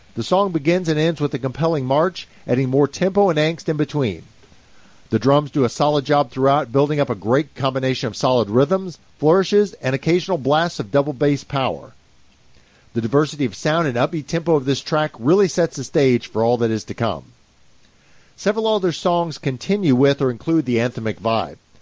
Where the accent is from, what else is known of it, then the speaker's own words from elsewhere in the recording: Kentucky, United States; growing up in Kentucky, I'm not only not fluent in Finnish